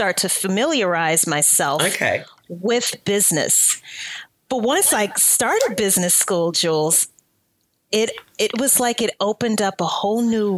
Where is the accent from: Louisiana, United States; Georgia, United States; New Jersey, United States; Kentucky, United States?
Louisiana, United States; moved away as an adult; also born or lived in New Orleans, Louisiana; I'm from Louisiana